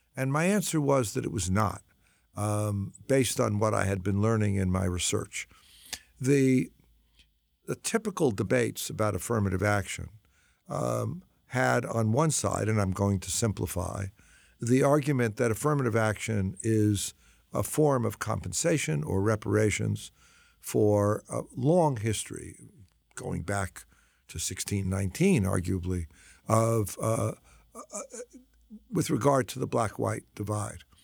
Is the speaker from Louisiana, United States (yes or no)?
no; New York City, New York, United States; moved away as an adult; also born or lived in Washington Heights, Manhattan / Chicago; I'm a New Yorker. Um, I love New York. I was, grew up mostly in Brooklyn